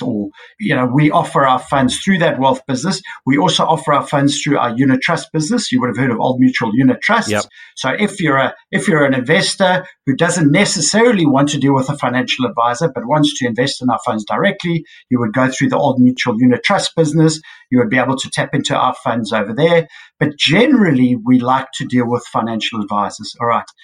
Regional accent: South Africa; as a South African investor

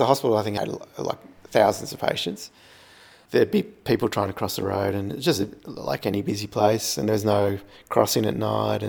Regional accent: Ballarat, Victoria, Australia; Growing up in Gillies Street, it was, I think it was a four-lane road back then when I was a kid.

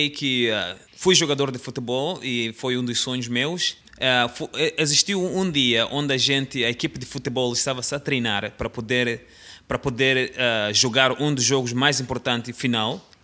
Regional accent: Mozambique; quando eu era jovem, lá em Moçambique, o meu plano era de ser um, um futebolista.

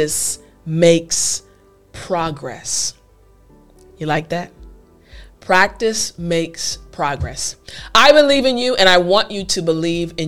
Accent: United States; I'm an American

